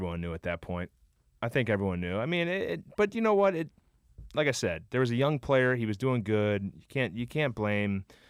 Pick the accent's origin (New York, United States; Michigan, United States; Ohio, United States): Ohio, United States; Cincinnati; And Aaron Cook and I played when we were growing up in Cincinnati.